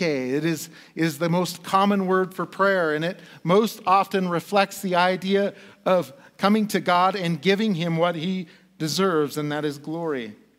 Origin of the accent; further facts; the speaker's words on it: United States; as an American